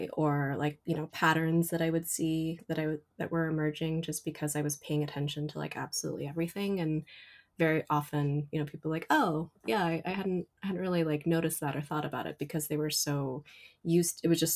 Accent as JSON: {"language": "English", "region": "Southern California", "country": "United States", "tie": "born or raised there", "also_born_or_lived": "Korea", "moved": "yes", "lives_now": "New York City, United States", "said": "I did grow up in Southern California"}